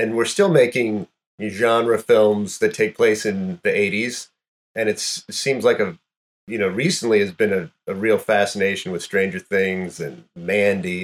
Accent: North Florida, United States; I grew up in North Florida

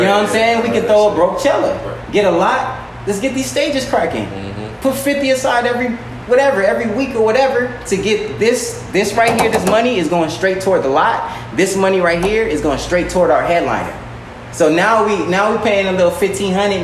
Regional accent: Long Beach, California, United States; also born or lived in Artesia, California; now in Inglewood, United States; I'm a black man from Northside Long Beach, young Artesia, live in Inglewood

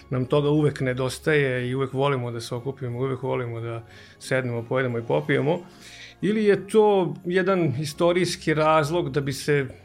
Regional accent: Novi Sad, Vojvodina, Serbia; e, dolazim iz Novog Sada, imam 44 godine

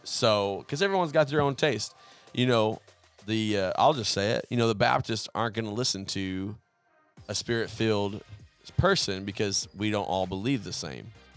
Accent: Oklahoma, United States; moved away; also born or lived in Central Arkansas; where I grew up in Oklahoma

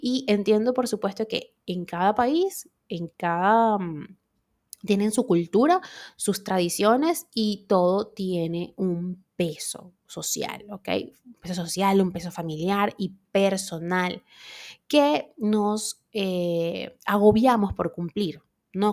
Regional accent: Venezuela; moved away; en mi país nosotros, bueno, y el que sea venezolano se va de Venezuela, pero igual mantiene estas costumbres

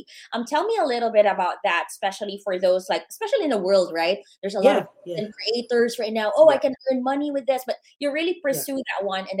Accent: Philippines; And for us, right, being Filipino

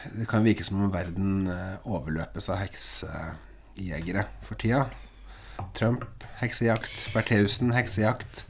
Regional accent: Eastern Norway, Norway; now in Bodø, Norway; du kommer som Som søring, ja. østlending, til Nord-Norge

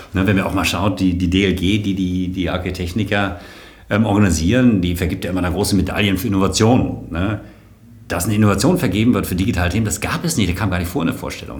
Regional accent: Kronberg, Hesse, Germany; moved away as an adult; also born or lived in Darmstadt / Berlin / South Africa / London; aufgewachsen bin ich in Kronberg bei, äh, bei Frankfurt

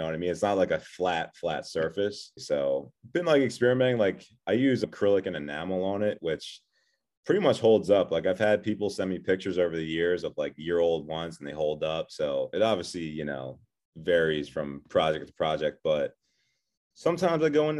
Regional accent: Philadelphia, Pennsylvania, United States; Yeah, so I'm from Philadelphia, do a lot of painting and drawing on all kinds of mediums

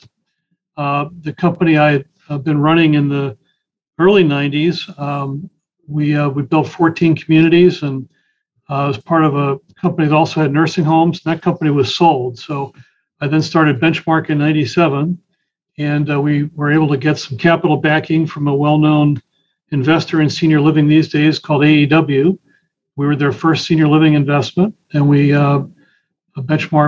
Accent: Connecticut, United States; also born or lived in Boston area; now in Boston, United States; I grew up in Connecticut

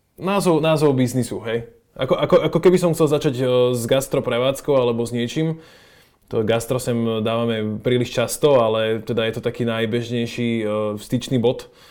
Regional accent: Slovakia; sme my Slováci

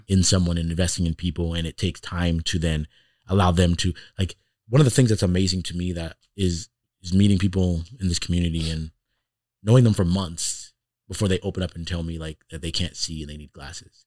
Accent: Toronto, Ontario, Canada; now in Iowa, United States; I grew up in Toronto in the city

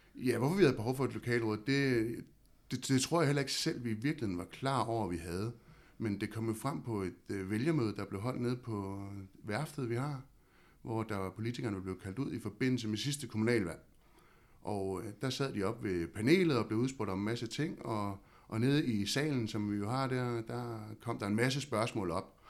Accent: Havnsø, Zealand, Denmark; jeg er født og opvokset i Havnsø og bor derude i dag

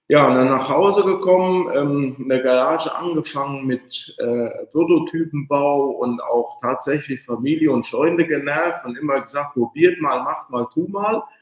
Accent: Hesse, Germany; now in Cologne, Germany; Ja, also ich … bin 42, komme aus Köln, eigentlich gebürtiger Hesse, aber seit elf Jahren äh, in Köln

